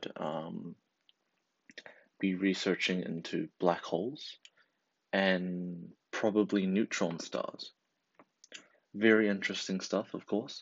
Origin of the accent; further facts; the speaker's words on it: New Zealand; I'm from New Zealand, and right now, I'm in high school, what we call college